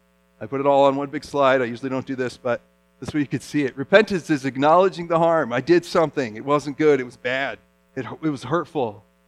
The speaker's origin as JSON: {"language": "English", "country": "Japan", "tie": "born or raised there", "said": "You know, I grew up as a missionary kid in Japan, and we saw idols."}